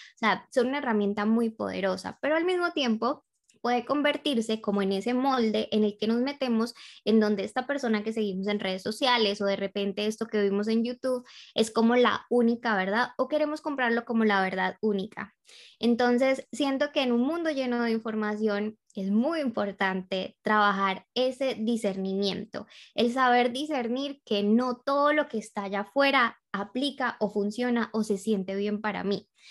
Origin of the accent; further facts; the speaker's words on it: Colombia; now in Australia; soy colombiana, llevo ya unos años viviendo aquí en Australia